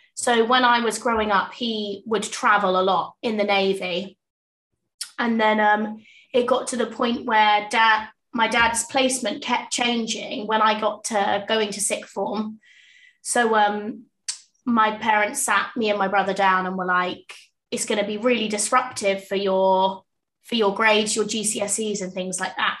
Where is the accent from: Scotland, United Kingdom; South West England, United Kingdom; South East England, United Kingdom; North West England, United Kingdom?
South East England, United Kingdom; Portsmouth; also born or lived in South Wimbledon; now in London, United Kingdom; I'm from Portsmouth originally, so the sunny south coast, and I currently live in South Wimbledon.